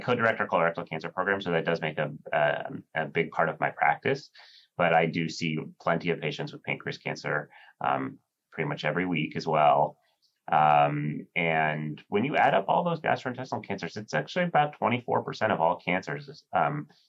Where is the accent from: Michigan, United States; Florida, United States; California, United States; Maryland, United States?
California, United States; San Francisco Bay Area; moved away as an adult; also born or lived in New York; now in New Haven, United States; I grew up on the West Coast in the San Francisco Bay Area